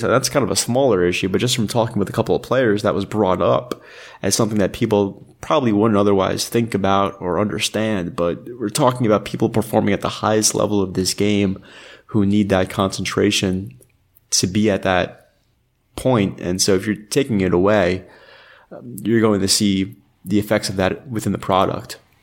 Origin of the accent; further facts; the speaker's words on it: New York, United States; I grew up in New York